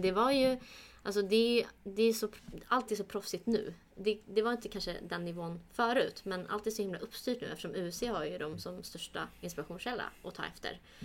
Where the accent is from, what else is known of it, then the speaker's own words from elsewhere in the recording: Sweden; jag är uppväxt här, jag ser mig mer svensk än kurd